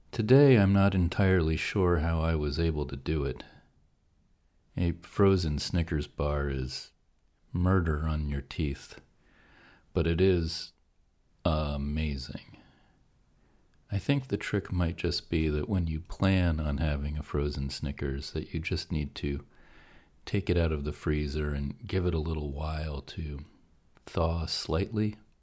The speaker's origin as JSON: {"language": "English", "region": "Pennsylvania", "country": "United States", "tie": "born or raised there", "said": "I grew up in Pennsylvania, and we had Hershey's chocolate because it was, you know, not just a national brand, but it was kind of a local thing."}